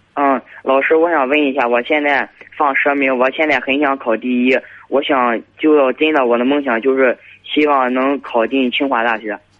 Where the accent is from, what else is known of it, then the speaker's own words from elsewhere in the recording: Jinan, Shandong, China; 我是，呃，长青的